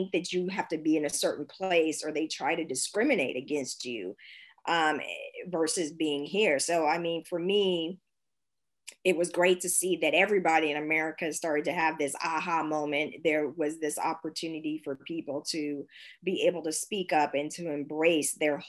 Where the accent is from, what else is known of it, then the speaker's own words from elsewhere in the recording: San Francisco, California, United States; now in Berlin, Germany; I mean, I come from San Francisco, Silicon Valley.